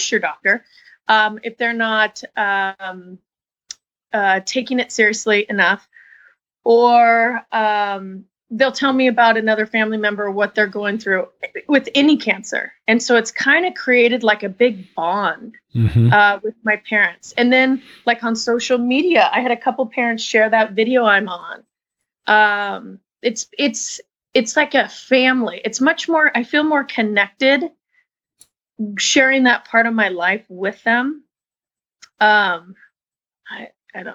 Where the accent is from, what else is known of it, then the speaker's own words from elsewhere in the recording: Washington, United States; moved away as an adult; now in Petaluma, United States; I'm originally from Washington State. I've only been down here about 5 years